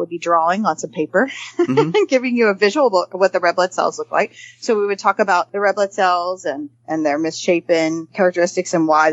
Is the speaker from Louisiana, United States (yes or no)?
yes; Shreveport, Louisiana, United States; moved away as an adult; also born or lived in Memphis, Tennessee; I'm a Louisiana girl. I'm born and raised, and I did my medical training in medical school at the Medical School of Louisiana State University, Go Tigers, School of Medicine in Shreveport, which is actually my hometown.